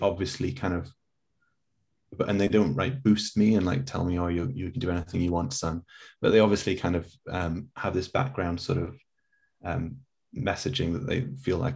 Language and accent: English; England, United Kingdom; also born or lived in South Korea; I'm too English